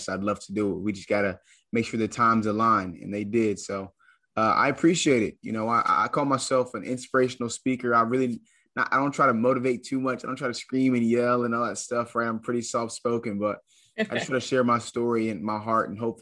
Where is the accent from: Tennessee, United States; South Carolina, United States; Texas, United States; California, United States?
South Carolina, United States; Charleston; also born or lived in Atlanta, Georgia; play at a mid-major Division I school in my hometown